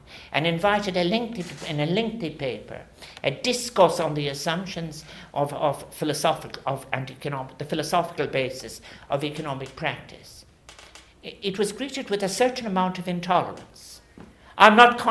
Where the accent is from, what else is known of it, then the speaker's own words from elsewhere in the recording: Ireland; as both Irish and global citizens